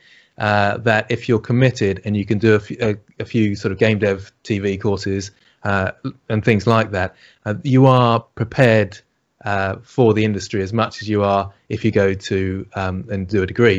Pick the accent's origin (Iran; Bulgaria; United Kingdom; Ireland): United Kingdom; accent: British; Excuse my British accent